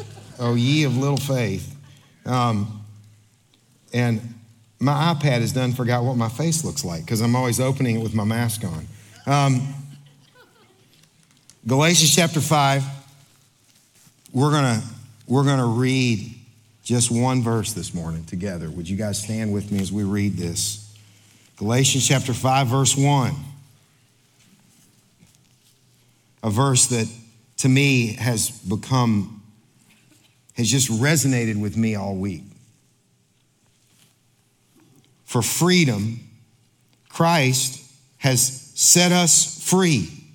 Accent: Kentucky, United States; I'm from Kentucky

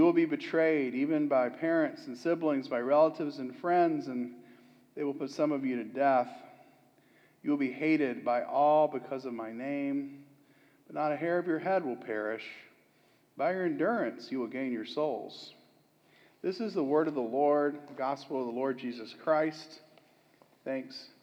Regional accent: Florida, United States; I'm from Florida

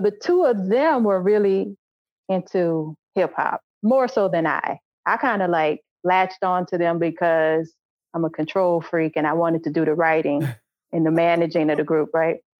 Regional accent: New Orleans, Louisiana, United States; moved away as an adult; also born or lived in Los Angeles / Macon; now in Chicago, United States; I needed to leave New Orleans. I had to get out of New Orleans. Like I could not I was that person who was not going to live in my hometown

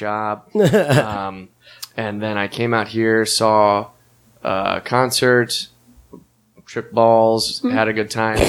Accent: Harford County, Maryland, United States; moved away as an adult; now in Chicago, United States; I'm from a place called Harford County, but we naturally just say Baltimore because people don't know where the hell any other place is.

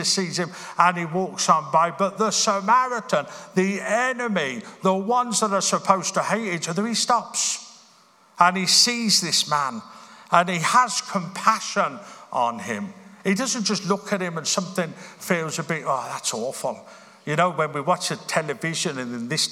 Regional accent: Birmingham, West Midlands, United Kingdom; I grew up in Birmingham.

